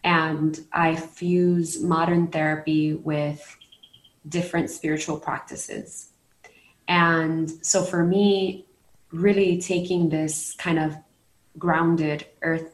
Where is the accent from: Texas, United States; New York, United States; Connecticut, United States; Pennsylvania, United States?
New York, United States; New York City; moved away as an adult; now in Puerto Rico; I'm a New Yorican, born and raised in Brooklyn and then in Queens, and now I'm living in Puerto Rico